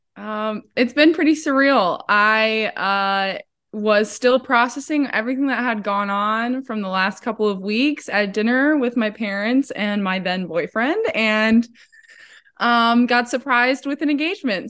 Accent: Midwest, United States; also born or lived in Madison, Wisconsin; us Midwesterners

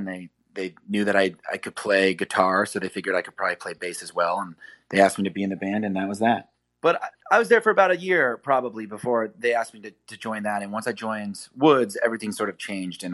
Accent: Kansas City, Missouri, United States; moved away as an adult; also born or lived in New York; growing up in the Midwest

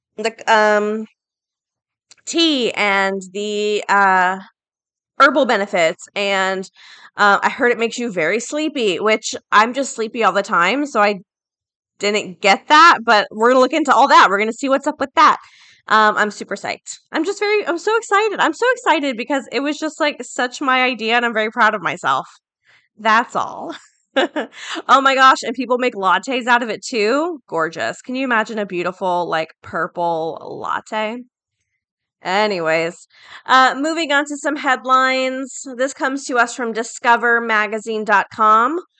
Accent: Florida, United States; I'm from Florida, right? So we're very hurricane prone as well.

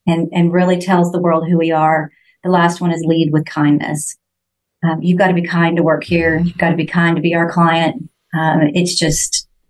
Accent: Texas, United States; we're from Texas

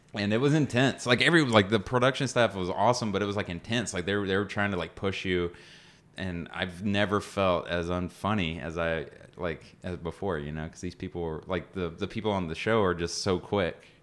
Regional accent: Cartersville, Georgia, United States; I grew up in, in Cartersville, Georgia

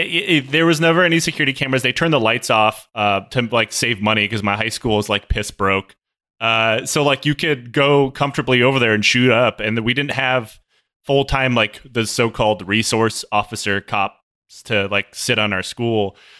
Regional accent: Detroit, Michigan, United States; Like, I grew up in the Chaldean neighborhood, so mostly, you know, Chaldean.

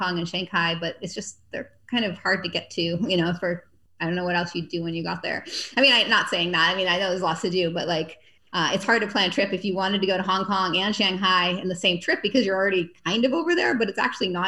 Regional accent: Massachusetts, United States; now in Texas, United States; I'm from Massachusetts.

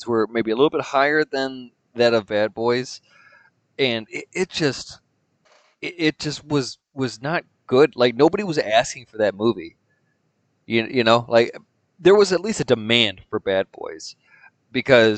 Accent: Michigan, United States; I'm from Michigan

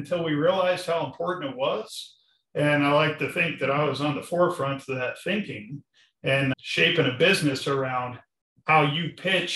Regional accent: Arvada, Colorado, United States; I grew up in Arvada, Colorado, on job sites

